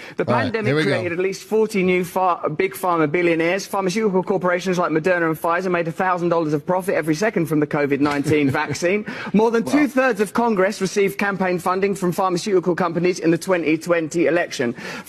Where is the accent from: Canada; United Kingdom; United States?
United Kingdom; England; I'm English